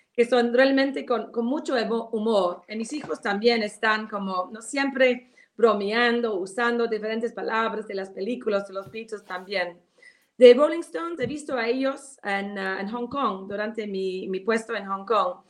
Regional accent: United Kingdom; Spanish is a second language; moved away as an adult; now in Peru

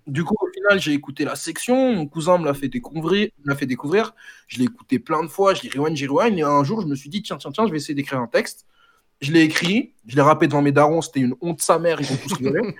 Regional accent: France; je suis, comme vous pouvez le deviner, sénégalais d'origine. Je suis né en France, je suis franco-sénégalais de nationalité.

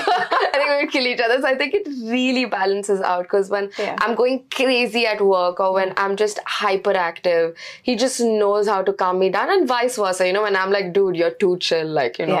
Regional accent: Mangalore, Karnataka, India; now in United Arab Emirates; I am from Mangalore as well.

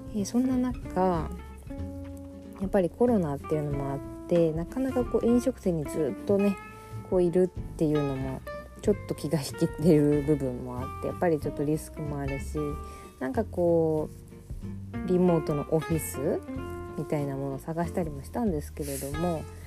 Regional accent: Fukuoka, Japan; moved away as an adult; also born or lived in Europe; now in Tokyo, Japan; 地元は福岡なので福岡に帰った時には、まあ、実家があったり

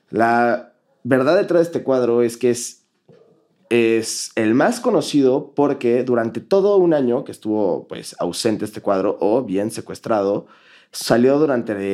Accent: Germany; No, no, no, me creo. Soy alemán.

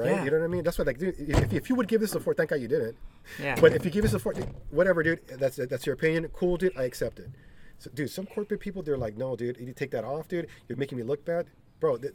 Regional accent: East Los Angeles, California, United States; they don't know that I'm from East LA. That I fucking live right here.

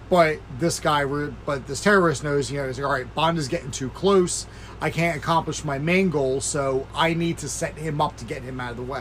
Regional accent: United States; being an American

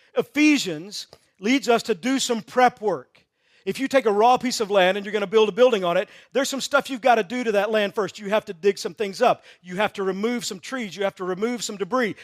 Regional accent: Texas, United States; I grew up in Texas

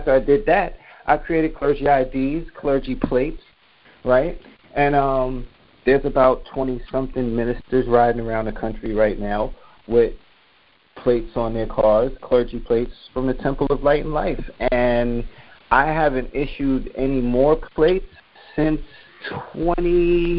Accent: New York City, New York, United States; I'm from New York. I'm from Queens

